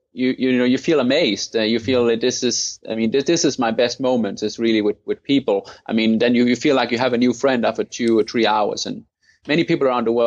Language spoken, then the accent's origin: English; Thy, North Denmark Region, Denmark; I grew up in Denmark in an area called Thy